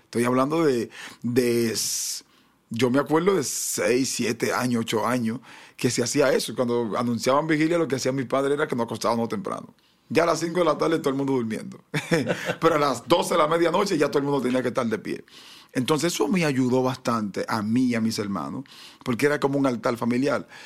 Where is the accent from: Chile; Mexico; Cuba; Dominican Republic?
Dominican Republic; nuestro país también es un país muy deportivo